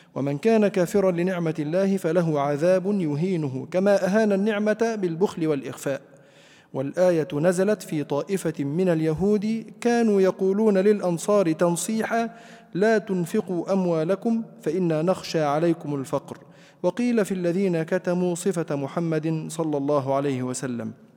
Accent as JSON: {"language": "Arabic", "country": "Egypt", "said": "عندنا في مصر"}